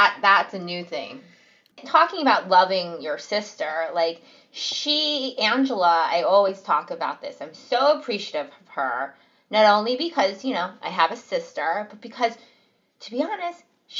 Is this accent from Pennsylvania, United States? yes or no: yes; Pennsylvania, United States; They found a suburban white Jewish community right outside Philadelphia to raise their children.